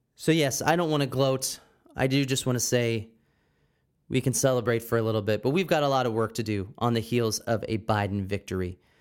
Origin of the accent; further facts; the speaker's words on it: Pennsylvania, United States; my home state, the sometimes great state, other times terrible state of Pennsylvania